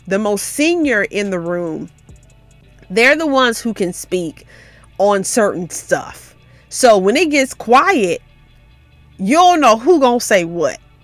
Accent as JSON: {"language": "English", "town": "Memphis", "region": "Tennessee", "country": "United States", "said": "I'm from Memphis, which is just thirty, forty minutes away, so we would go to my grandma's house"}